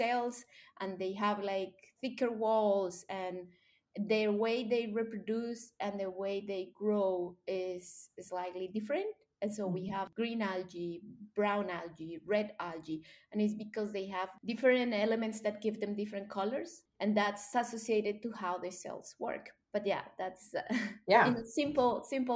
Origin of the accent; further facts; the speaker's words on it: Colombia; English is a second language; moved away as an adult; I grew up in Colombia, and when I was 9 years old